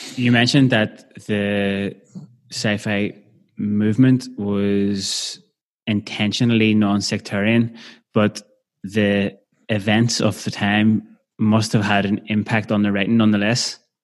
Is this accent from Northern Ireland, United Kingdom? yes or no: yes; Belfast, Northern Ireland, United Kingdom; growing up in Belfast